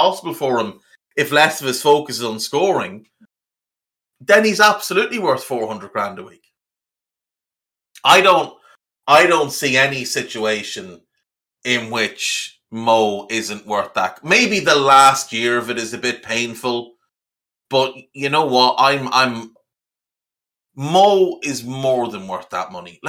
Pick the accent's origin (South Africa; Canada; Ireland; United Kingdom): Ireland